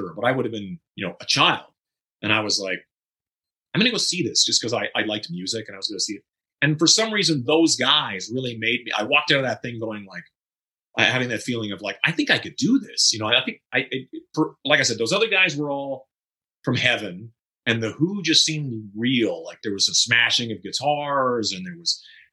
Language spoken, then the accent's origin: English; Saskatchewan, Canada; moved away as an adult; also born or lived in Northern Manitoba / Vancouver; I originally lived in Northern Manitoba. And well, I was born in Saskatchewan, went to Northern Manitoba, came back to Saskatchewan, graduated high school, and slowly made my way west to Vancouver